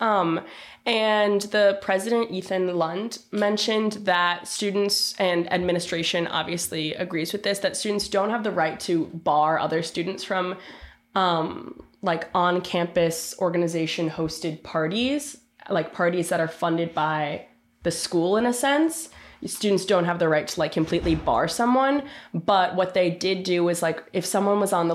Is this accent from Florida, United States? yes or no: no; Westport, Connecticut, United States; I'm from Westport, Connecticut, which is about an hour outside of New York City